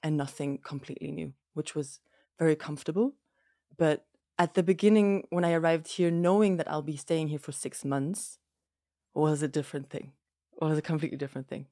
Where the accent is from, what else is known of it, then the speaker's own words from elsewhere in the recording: Germany; moved away as an adult; also born or lived in Lebanon; now in Jordan; I'm half German, half Greek, but I grew up in Germany, very much so in a Greek household with my mum